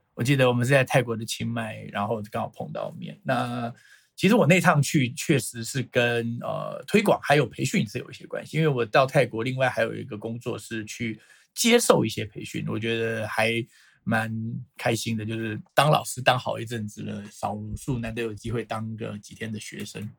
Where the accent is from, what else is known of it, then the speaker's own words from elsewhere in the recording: Taiwan; 我是来自台湾的